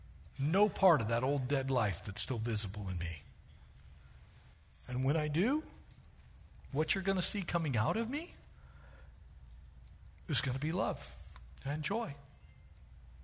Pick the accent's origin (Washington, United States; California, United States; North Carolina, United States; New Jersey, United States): California, United States; Southern; I grew up here in Southern California when we still had farm animals